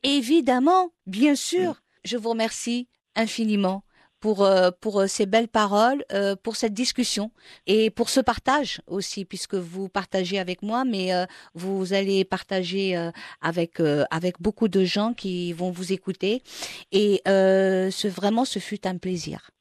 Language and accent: French; Morocco; chez nous au Maroc